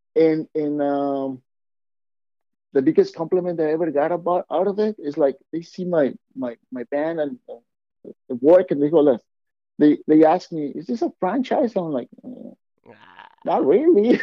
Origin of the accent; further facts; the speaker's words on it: Mexico; I'm Mexican. You guys haven't picked up my accent.